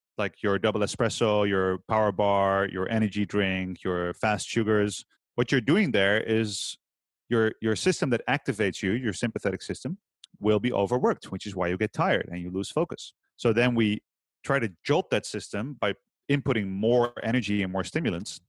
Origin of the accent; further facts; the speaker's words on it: Utrecht, Netherlands; I've opened a gym last year in my hometown here, Utrecht